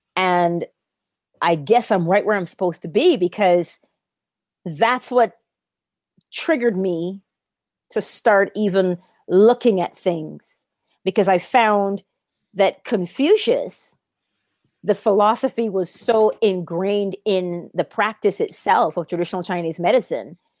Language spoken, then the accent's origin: English; Barbados; I am also from Barbados, the same tiny island that Neville Goddard was from